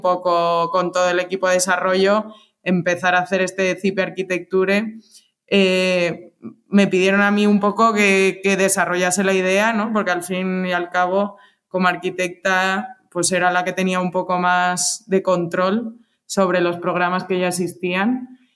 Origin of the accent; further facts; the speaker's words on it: Alicante, Valencian Community, Spain; moved away as an adult; also born or lived in Madrid / Chicago; soy de Alicante